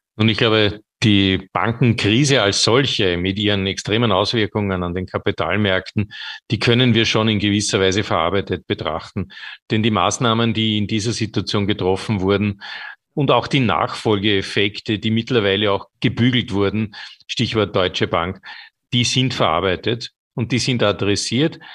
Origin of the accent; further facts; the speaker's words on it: Austria; bei uns in Österreich